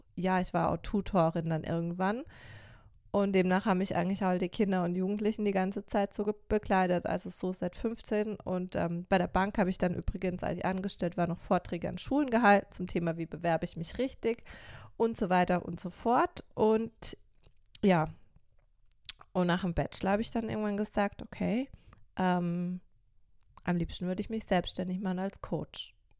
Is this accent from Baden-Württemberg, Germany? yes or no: yes; Karlsruhe, Baden-Württemberg, Germany; Also ich bin 1988 in Karlsruhe geboren